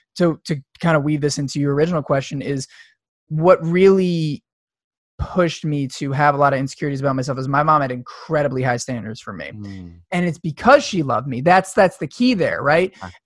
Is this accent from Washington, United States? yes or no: no; suburbs of New York, United States; i grew up in the suburbs of new york